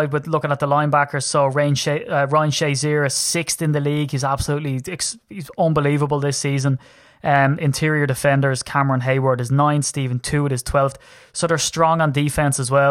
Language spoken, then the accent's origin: English; Ireland; I'm Irish.